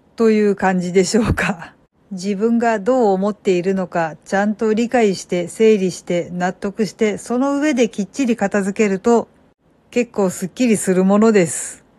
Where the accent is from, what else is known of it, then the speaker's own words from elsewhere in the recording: Kansai, Japan; moved away; 私はもともと関西人で、その日その時間は当然実家で寝てたわけなんですけど